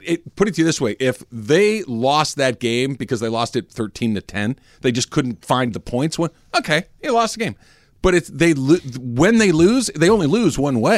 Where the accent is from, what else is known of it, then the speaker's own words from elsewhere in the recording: Arcadia, California, United States; Growing up in Arcadia, which everybody kn, it's the very next city to the east of Pasadena